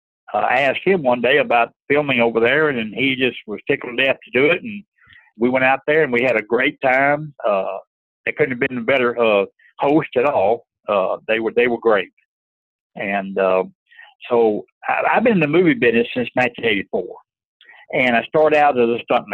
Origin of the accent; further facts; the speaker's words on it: East Texas, United States; I grew up in East Texas.